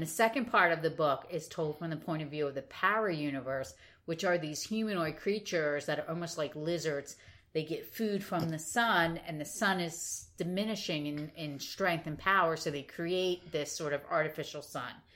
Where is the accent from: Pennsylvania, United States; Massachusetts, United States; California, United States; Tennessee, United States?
Pennsylvania, United States; Philadelphia; I myself have great Philadelphia pride